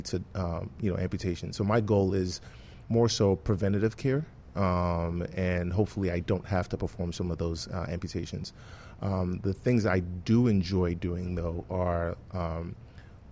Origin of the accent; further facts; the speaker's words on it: Nigeria; also born or lived in London, England / Canada / Washington D.C.; now in Miami, United States; watching my dad practice when I was growing up in Nigeria